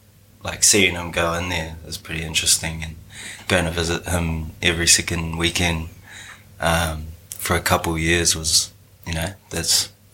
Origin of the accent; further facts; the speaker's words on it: Lower Hutt, Wellington, New Zealand; I grew up in Lower Hutt in Wellington. There's a little house on Leighton Ave in Woburn, down by the train station there.